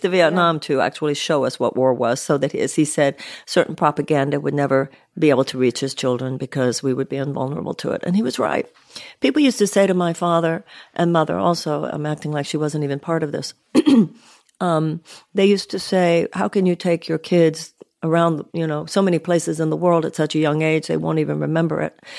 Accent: Houston, Texas, United States; I grew up in Houston, Texas, upper middle class home.

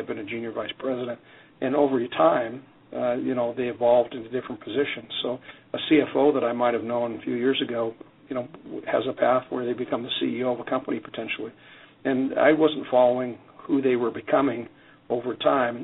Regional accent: Canada; now in United States; I'm Canadian, and growing up in Canada, we have a lot less people in the country

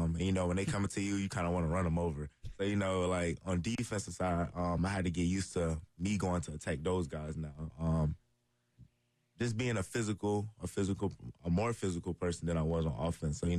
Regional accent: Columbia, South Carolina, United States; my hometown

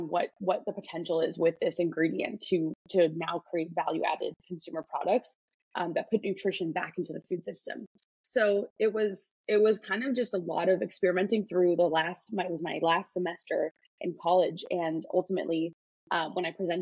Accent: Chicago, Illinois, United States; moved away; I'm from Chicago

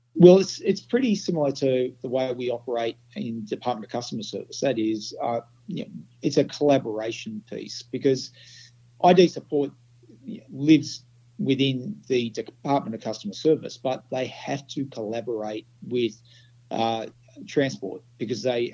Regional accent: Australia; I'm an Australian

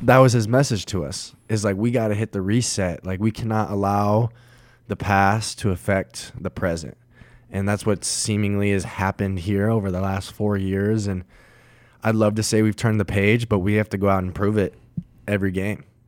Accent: Colorado Springs, Colorado, United States; my hometown, Colorado Springs

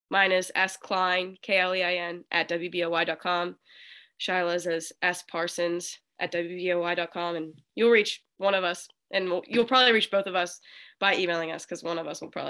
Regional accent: Wheeling, West Virginia, United States; I'm from West Virginia.

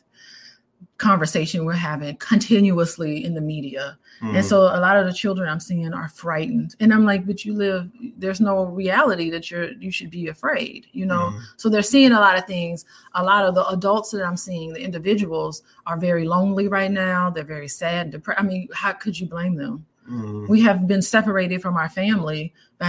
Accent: Illinois, United States; I was from Illinois

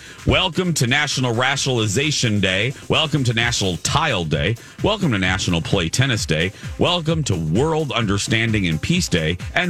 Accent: Michigan City, Indiana, United States; moved away as an adult; also born or lived in Chicago, Illinois; now in Minnesota, United States; my hometown of Michigan City, Indiana.

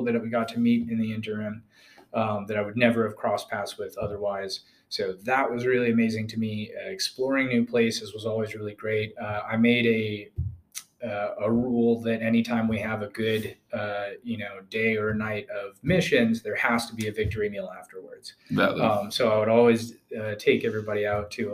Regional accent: Wisconsin, United States; also born or lived in Georgia, United States; I'm originally from Georgia. I'm a Georgia peach, and migrated northward with my family. We wound up in Wisconsin. That was kind of the primary pit stop before I became an adult.

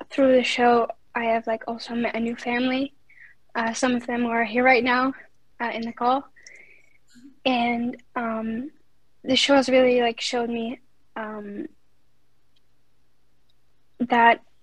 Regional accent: Netherlands; Um, I'm from Netherlands.

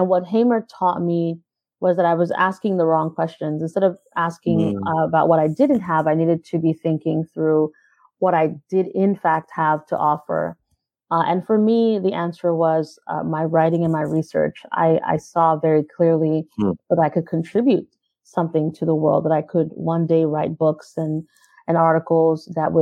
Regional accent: New York City, New York, United States; also born or lived in Caribbean; I grew up in Brooklyn, New York. First, I was in Brownsville. And then mostly in Crown Heights.

